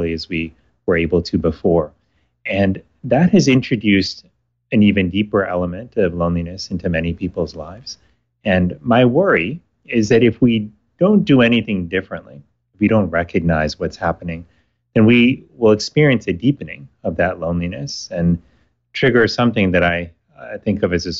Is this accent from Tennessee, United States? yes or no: no; Miami, Florida, United States; When I was living and growing up in Miami, Florida, I was in high school at the time